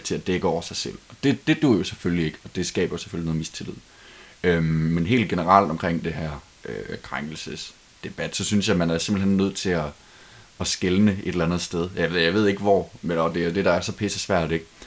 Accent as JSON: {"language": "Danish", "country": "Denmark", "said": "os som danskere"}